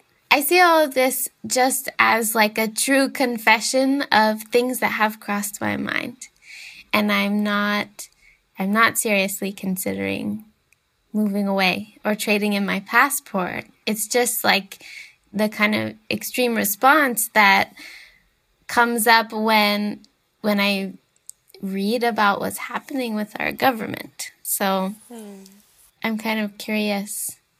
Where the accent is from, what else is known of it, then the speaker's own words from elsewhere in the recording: United States; I'm an American